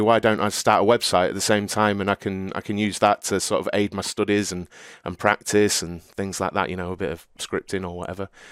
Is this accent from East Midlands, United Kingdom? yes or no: yes; Cleethorpes, East Midlands, United Kingdom; I grew up in Cleethorpes in Lincolnshire in the U K.